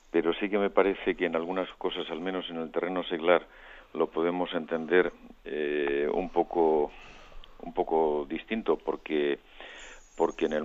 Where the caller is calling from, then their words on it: Madrid, Community of Madrid, Spain; Buenos días, don José Ignacio … de Madrid.